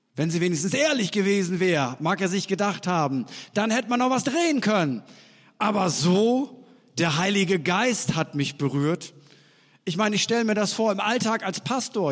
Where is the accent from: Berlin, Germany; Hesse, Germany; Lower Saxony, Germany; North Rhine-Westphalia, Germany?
Lower Saxony, Germany; East Frisia; Wir Norddeutschen, ich bin ja eigentlich Ostfriese